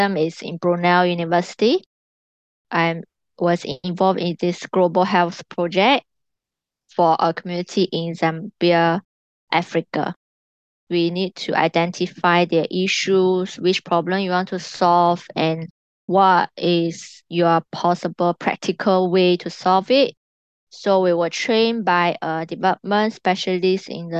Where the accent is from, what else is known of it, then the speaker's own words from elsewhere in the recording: China; moved away as an adult; also born or lived in London; now in Singapore; I was born in China